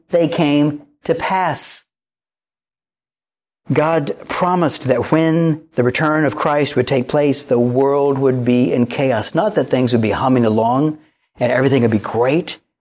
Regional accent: Wilmington, North Carolina, United States; I grew up right here in Wilmington, North Carolina

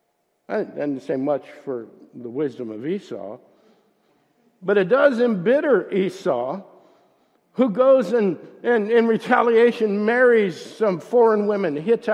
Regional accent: Youngstown, Ohio, United States; moved away; when I was growing up, all I wanted to do was get out of Youngstown

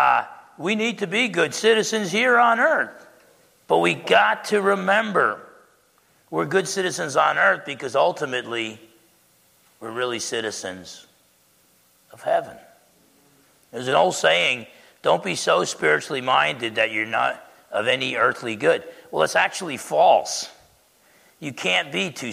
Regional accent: United States; as an American

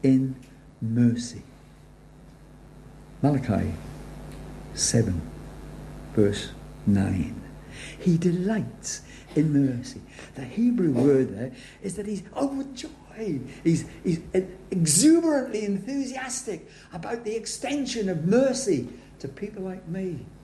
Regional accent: Wales, United Kingdom; I'm Welsh

